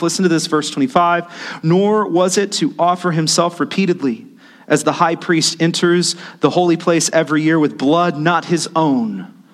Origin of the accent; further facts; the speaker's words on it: United States; As the American church